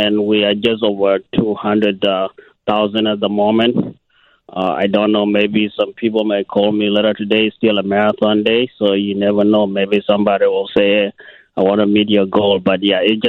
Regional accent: Kenya; moved away; also born or lived in South Sudan; I'm originally from a country called South Sudan, and I grew up in Kenya

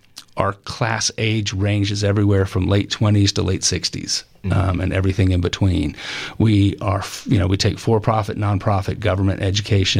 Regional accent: the South, United States; growing up in the South, and the history that I learned through high school and college

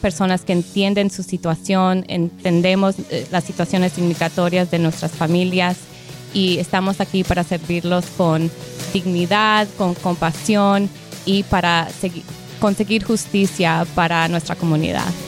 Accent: Colombia; now in Palm Beach County, United States; yo como colombiana, inmigrante de Colombia

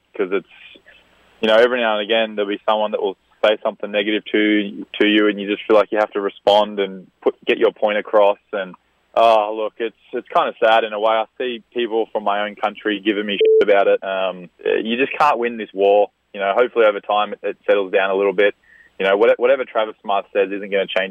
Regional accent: Australia; Where I grew up in Australia

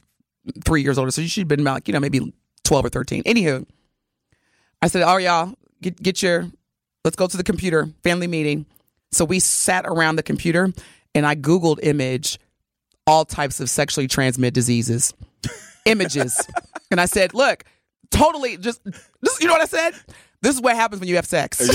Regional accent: the South, United States; growing up in the Black Baptist Church in the South

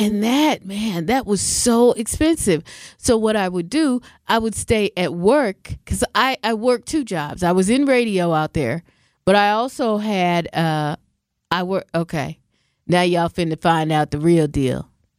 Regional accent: Washington, United States; also born or lived in Southern California / Central California; now in Wisconsin, United States; I mean, I'm from Washington. I'm saying Washington State, not D.C. I lived in Southern California. I lived in Central California. I've lived here in Wisconsin.

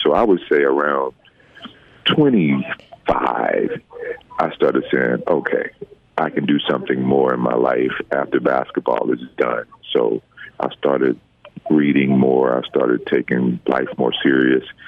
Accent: Mobile, Alabama, United States; I'm from Mobile

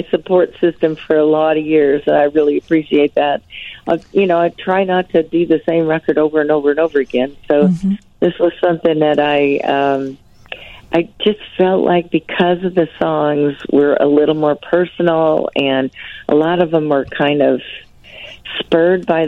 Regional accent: Aledo, Illinois, United States; my hometown

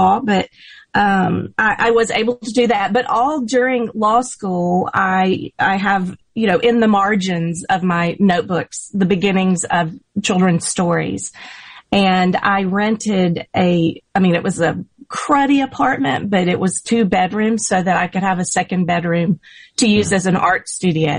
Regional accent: Jackson, Mississippi, United States; I grew up in Jackson, and I had a wonderful third grade teacher

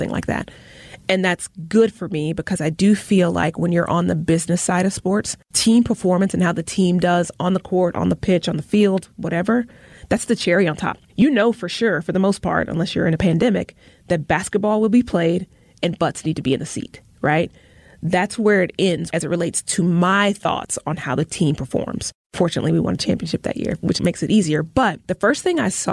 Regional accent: Tuscaloosa, Alabama, United States; now in Milwaukee, United States; I was born in Tuscaloosa on this day

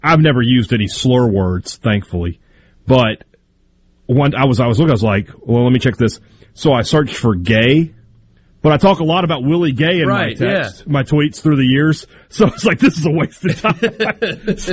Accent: Mississippi, United States; I've obviously lived here all my life

